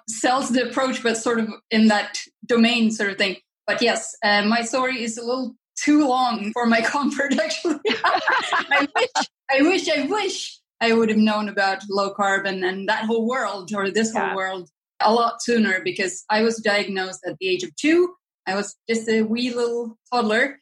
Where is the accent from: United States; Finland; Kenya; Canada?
Finland; I grew up in Finland